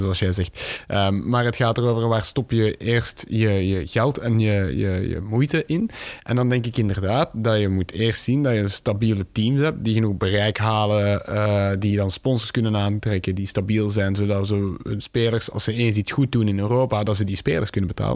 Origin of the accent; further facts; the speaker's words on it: Tienen, Flanders, Belgium; dat is mijn geboortestad in Tienen